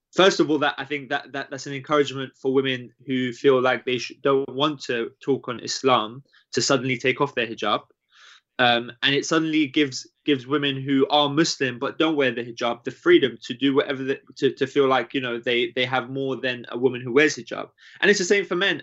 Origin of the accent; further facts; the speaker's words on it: United Kingdom; growing up in the UK